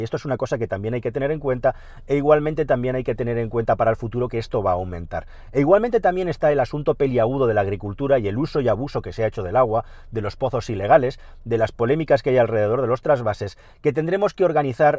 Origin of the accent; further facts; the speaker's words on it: Catalonia, Spain; en Cataluña, en mi tierra